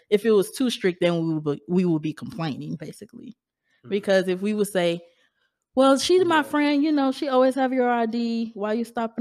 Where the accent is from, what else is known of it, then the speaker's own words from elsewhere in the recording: Baton Rouge, Louisiana, United States; I'm from Baton Rouge